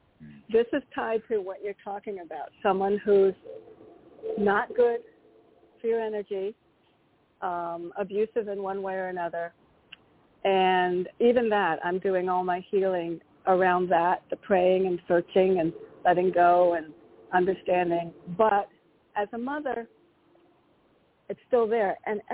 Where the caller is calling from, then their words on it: Connecticut, United States; Hi, this is … from Connecticut.